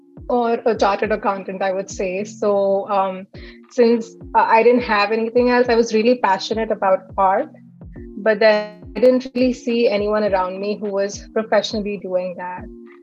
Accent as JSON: {"language": "English", "town": "Mumbai", "region": "Maharashtra", "country": "India", "tie": "born or raised there", "moved": "as an adult", "lives_now": "Dublin, United States", "said": "now I am in the US, living in Ohio, in a city called Dublin. I am originally from Mumbai. I was born there, raised there. And I was pretty much there till the age of 23"}